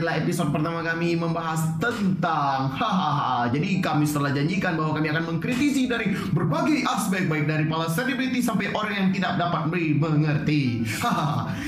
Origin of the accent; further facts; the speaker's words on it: Sumatra, Indonesia; kita anak Sumatera.